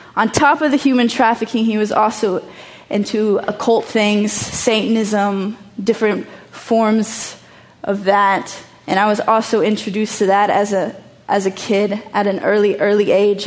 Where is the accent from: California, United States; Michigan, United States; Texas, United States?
Texas, United States; moved away as an adult; also born or lived in Chicago; now in Amsterdam, Netherlands; I'm from Texas, I'm from the hood, like I grew up human trafficked, but now I live in Amsterdam.